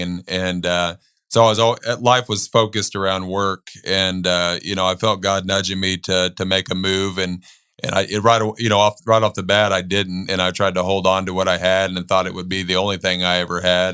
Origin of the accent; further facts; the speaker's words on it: Bandera, Texas, United States; growing up in Bandera, you know, between the ages of fifteen to eighteen